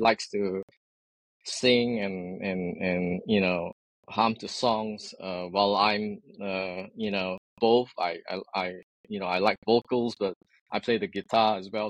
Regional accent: Singapore; moved away as an adult; now in San Francisco Bay Area, United States; born and raised in Singapore

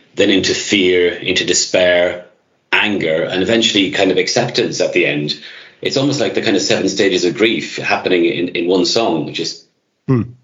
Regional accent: Ireland; moved away; I'm Irish myself

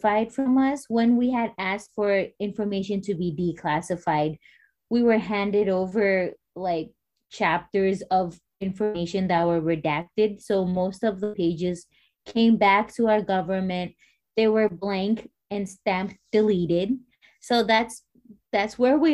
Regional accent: Marshall Islands; I was born and raised in the Marshall Islands

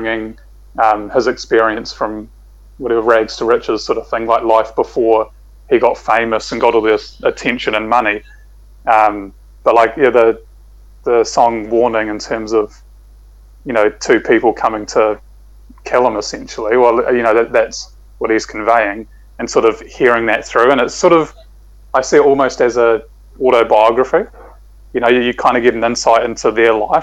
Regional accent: Hamilton, Waikato, New Zealand; growing up in Hamilton

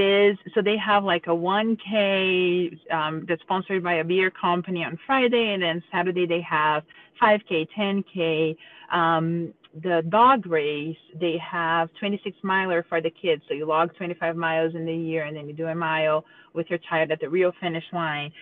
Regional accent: Brazil; now in Cincinnati, United States; I'm from Brazil, but we live in Cincinnati, Ohio

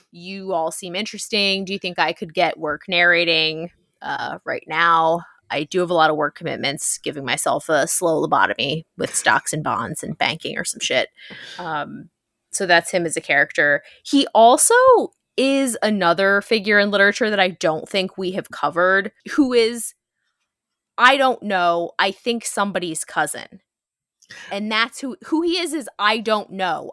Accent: New Jersey, United States; I'm a woman from New Jersey

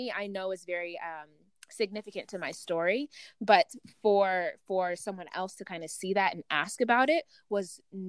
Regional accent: Uganda; I'm from the other side, I'm from the east side, right? I'm from Uganda.

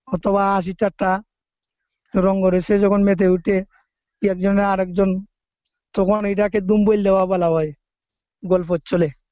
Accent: Sreemangal, Sylhet Division, Bangladesh; আমার বাড়ি বাংলাদেশের সিলেট বিভাগের মৌলভীবাজার জেলার শ্রীমঙ্গল উপজেলার রোস্তমপুর গ্রামে

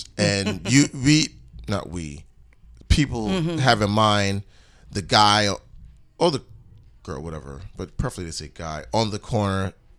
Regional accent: New York City, New York, United States; sometimes I gotta shake my head at my own borough.

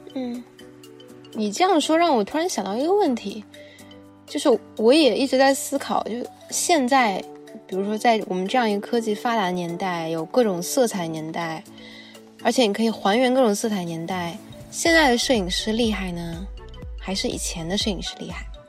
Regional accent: China; 我们中国人

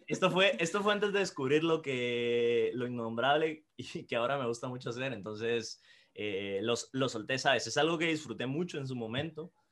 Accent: Guatemala; now in Madrid, Spain; soy guatemalteco y trabajo como copy en David, Madrid

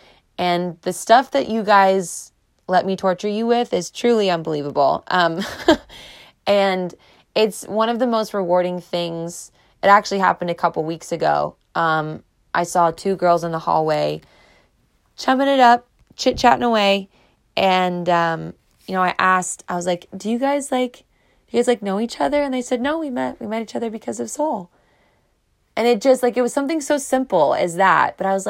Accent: Clearwater, Florida, United States; I love Florida. You guys know I'm a Florida girl. I was born in Clearwater.

